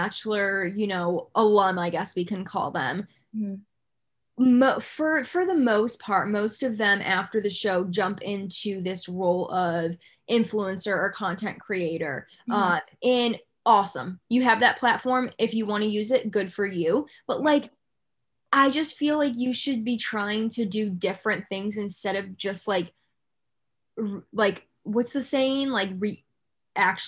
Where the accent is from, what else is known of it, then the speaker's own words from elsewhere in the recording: Batavia, New York, United States; I'm from Batavia.